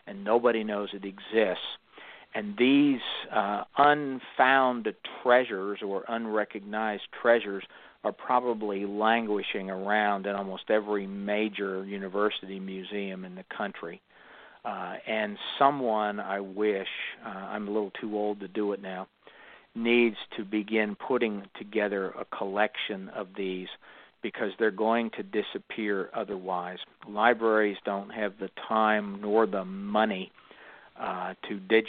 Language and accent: English; the South, United States; I'm from the South